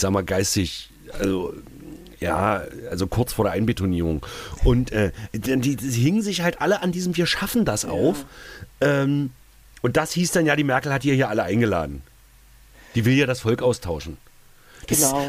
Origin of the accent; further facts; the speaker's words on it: East Germany, Germany; mein ostdeutsches Patriotenherz